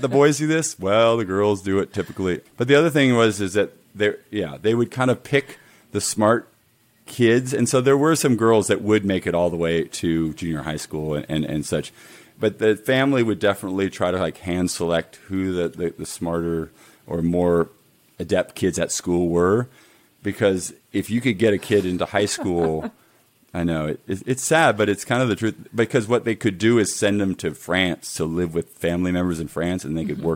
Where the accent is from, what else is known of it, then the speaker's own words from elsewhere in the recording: United States; being an American